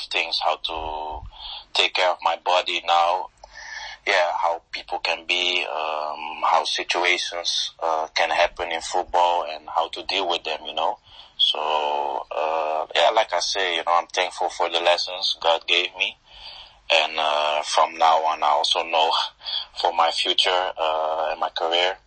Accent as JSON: {"language": "English", "country": "Netherlands", "tie": "born or raised there", "also_born_or_lived": "Portugal", "moved": "as an adult", "said": "I was born in Holland. So I started my career in Holland"}